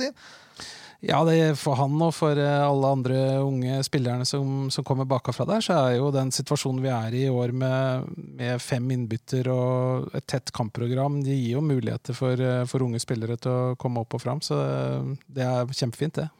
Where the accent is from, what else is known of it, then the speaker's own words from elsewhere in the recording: Larvik, Vestfold, Norway; moved away as an adult; also born or lived in Oslo; jeg kommer jo fra Larvik, eh, vokste opp tett på Lovisenlund